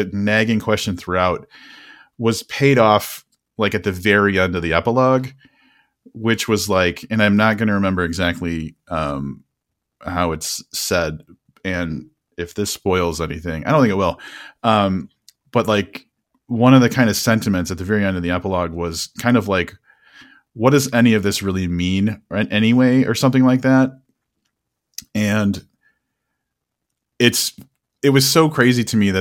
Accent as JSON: {"language": "English", "country": "United States", "said": "as Americans"}